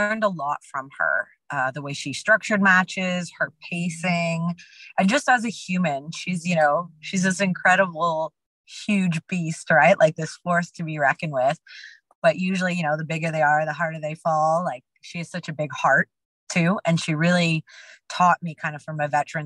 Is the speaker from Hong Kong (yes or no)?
no; Canada; we're both Canadian.